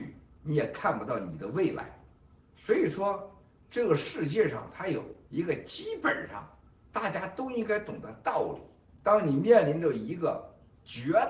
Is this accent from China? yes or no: yes; China; 还有我们中国人过去这百年的这种屈辱的历史，